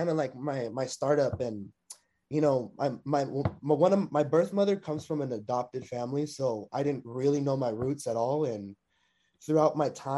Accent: Long Beach, California, United States; I'm a California, Long Beach native. You know, I was born and raised, you know, born in Memorial Hospital

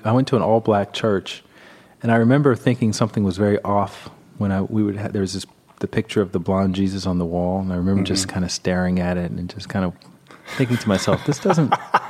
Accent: Alabama, United States; Right. I grew up in the Bible Belt and, you know, down in Alabama where there have been more snowstorms than people meditating.

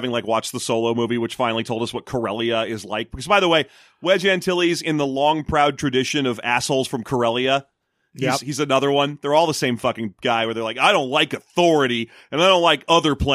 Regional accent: Philadelphia, Pennsylvania, United States; accent: Philadelphia; my white clam pizza is stopping my Philadelphia accent from coming out.

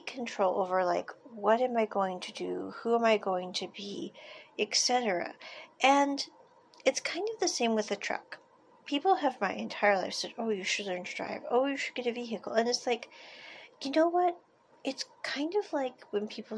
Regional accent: United States; moved away as an adult; I grew up in America

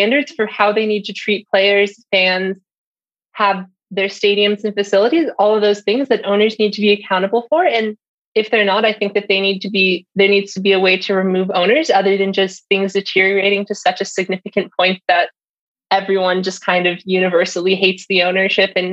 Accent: Orange County, California, United States; I grew up in Orange County.

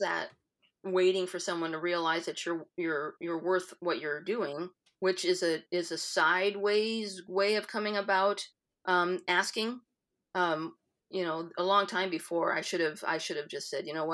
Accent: Iowa, United States; being an Iowan, the Midwesternism is there

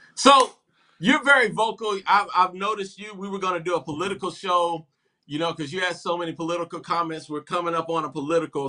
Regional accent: Columbia, South Carolina, United States; am from Columbia

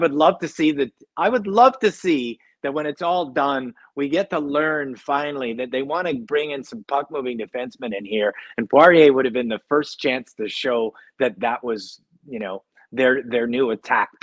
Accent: Edmonton, Alberta, Canada; I'm from Edmonton, and naturally I have a natural disposition to hate all things Calgary

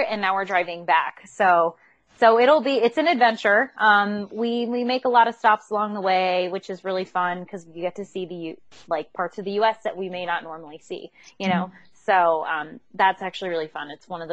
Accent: United States; moved away as an adult; also born or lived in New York / Chester County, Pennsylvania; now in California, United States; We're actually from the East Coast, New York, Pennsylvania area, New York, like New Jersey, Pennsylvania area.

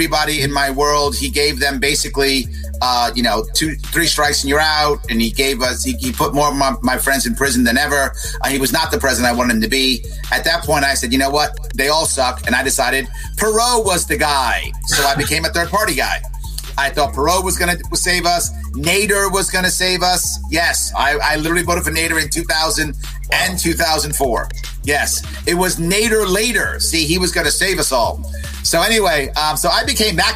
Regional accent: New York City, New York, United States; also born or lived in Manhattan; I was born and raised in the South Bronx, born in Manhattan, actually, raised in the South Bronx

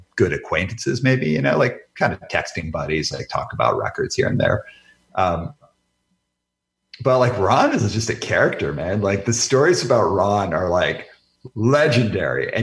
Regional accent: Calgary, Alberta, Canada; moved away; also born or lived in Vancouver; I grew up in Calgary, Alberta. So like by the time I moved out to Vancouver

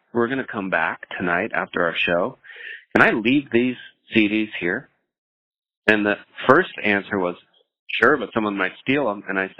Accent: the Northwest, Pacific Northwest, United States; I was from the Northwest and I felt close to home

